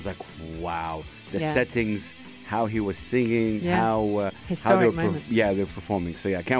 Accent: Saudi Arabia; now in United Arab Emirates; as a kid growing up in Saudi Arabia

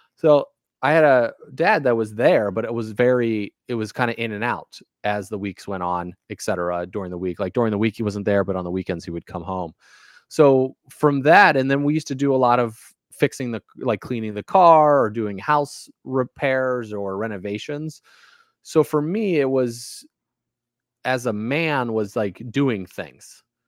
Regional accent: Valparaiso, Indiana, United States; also born or lived in Casper, Wyoming / Kansas / Alabama / Louisiana; now in Maine, United States; I grew up kind of in Valparaiso, Indiana

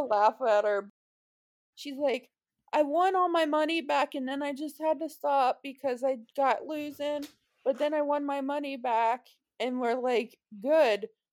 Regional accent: Cincinnati, Ohio, United States; I'm from Cincinnati

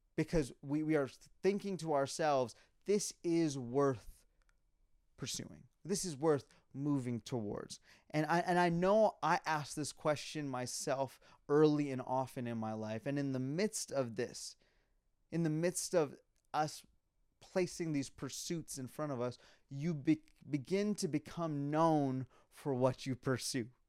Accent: Calgary, Alberta, Canada; moved away; I was born and raised in Calgary, Alberta

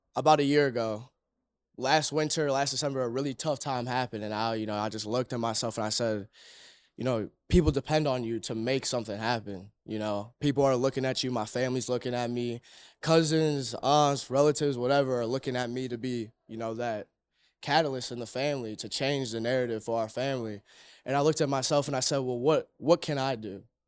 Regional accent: Cleveland, Ohio, United States; born and raised in Cleveland

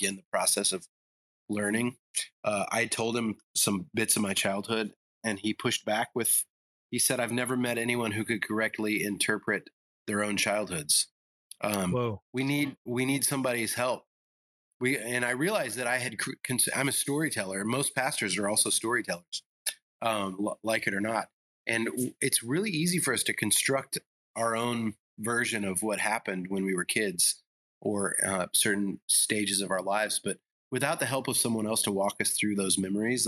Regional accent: the South, United States; also born or lived in Illinois; And I also grew up in the South

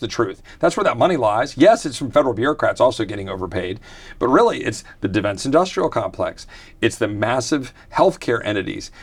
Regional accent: Virginia, United States; also born or lived in Texas; I was blessed to be a displaced Texan growing up in Virginia

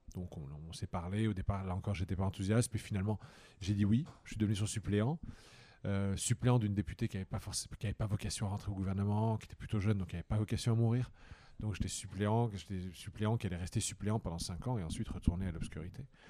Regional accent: Toul, Grand Est, France; now in Madrid, Spain; j'ai grandi dans une petite ville de province, Toul

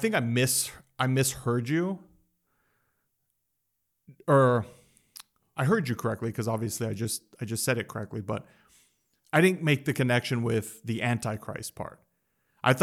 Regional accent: United States; because we're from America and the Western society and Western culture

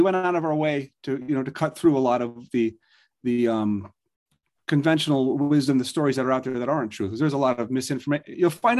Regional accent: Norwalk, Connecticut, United States; also born or lived in Trumbull, Connecticut; I grew up in the suburbs of New York City in Connecticut.

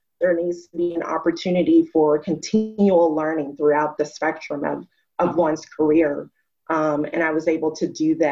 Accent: Arkansas, United States; moved away as an adult; also born or lived in Atlanta / Minnesota; I was from Arkansas

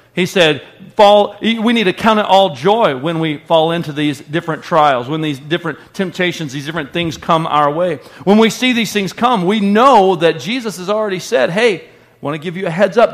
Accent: United States; we're American and we view the Bible through American lenses

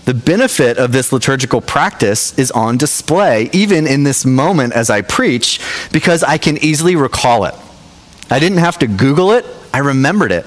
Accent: Knoxville, Tennessee, United States; now in South Jersey, United States; So I'm from Knoxville, Tennessee originally

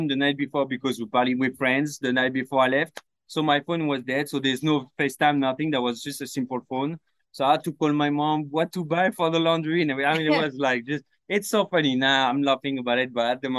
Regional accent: Paris, Île-de-France, France; English is a second language; moved away as an adult; also born or lived in Brittany / Sydney, Australia; now in Los Angeles, United States; I grew up in Paris.

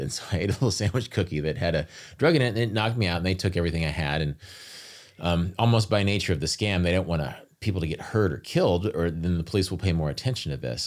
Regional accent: United States; being an American

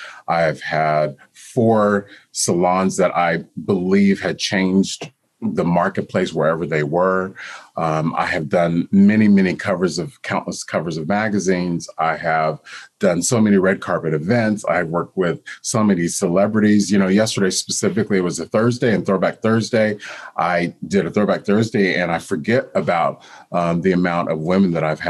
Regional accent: Texas, United States; also born or lived in Japan / Germany / Hawaii; now in New York City, United States; We traveled all over the globe from Japan, Germany, Hawaii, Texas. I say that I am a Texan because that was the longest place I lived until living in New York City for over 20 years.

